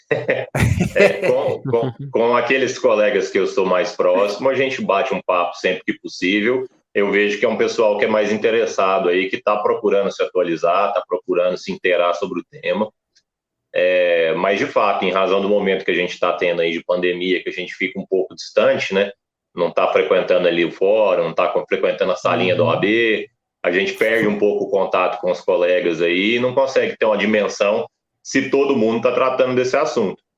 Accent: São Paulo, Brazil; now in Uberlândia, Brazil; Eu sou de São Paulo, capital, né, nasci lá, é, cresci ali a parte da infância, mas eu já estou aqui em Uberlândia, Minas Gerais

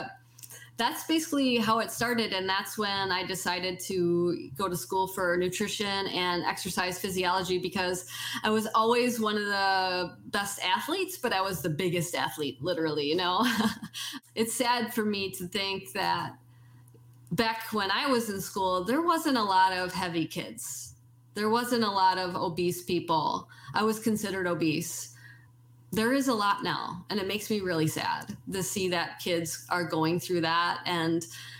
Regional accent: Wisconsin, United States; growing up in North Central Wisconsin, when it's, you know, 20 below zero out

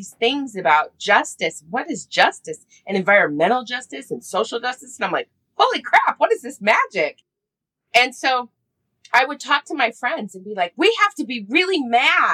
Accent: Park City, Utah, United States; also born or lived in Fairbanks, Alaska / San Francisco; I grew up in Park City, Utah, when Park City was actually a small town

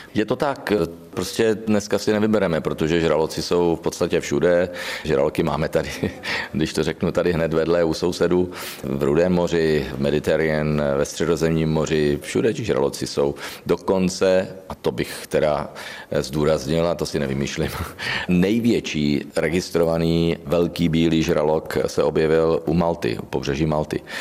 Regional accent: Znojmo, South Moravian Region, Czechia; znojemská okurka, je to prostě moje rodné město, tam, kde jsem započal svoji pouť

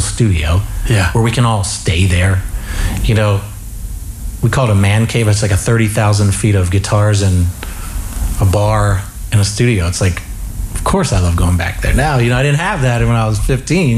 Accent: York, Pennsylvania, United States; moved away as an adult; growing up in York, Pennsylvania

